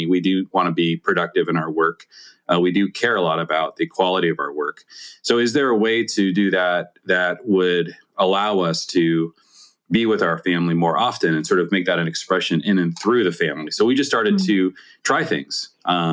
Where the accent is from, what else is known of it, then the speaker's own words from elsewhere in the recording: Seattle, Washington, United States; I grew up in the Seattle area